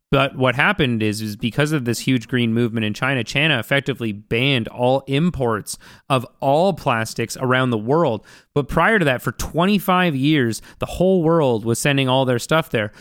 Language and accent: English; Vancouver, British Columbia, Canada; I grew up in Vancouver, and I grew up on, like, eating sushi